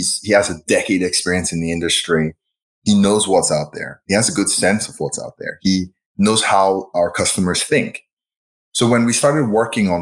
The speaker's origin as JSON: {"language": "English", "country": "Nigeria", "tie": "born or raised there", "also_born_or_lived": "Champaign, Illinois / Boston / Silicon Valley", "moved": "as an adult", "lives_now": "Chicago, United States", "said": "I was born and raised in Nigeria, and then I moved to the US for undergrad"}